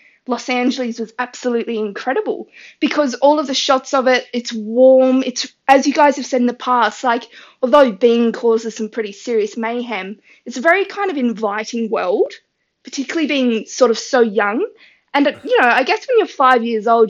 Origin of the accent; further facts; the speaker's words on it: Tasmania, Australia; from Tasmania, Australia